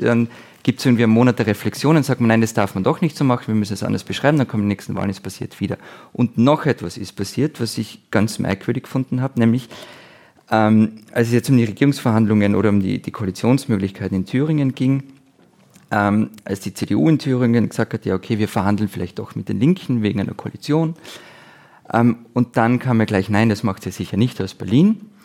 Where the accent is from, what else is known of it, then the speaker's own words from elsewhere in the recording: Austria; ich als Österreicher